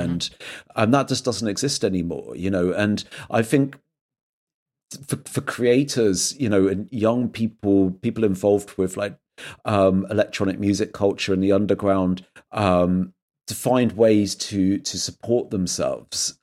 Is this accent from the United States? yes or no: no; England, United Kingdom; moved away as an adult; also born or lived in London; now in Berlin, Germany; I'm like an English guy that's just moved to a city